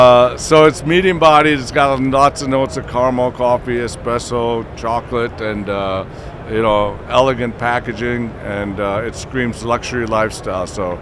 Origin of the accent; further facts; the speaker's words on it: Wisconsin, United States; manufactured in my home state of Wisconsin.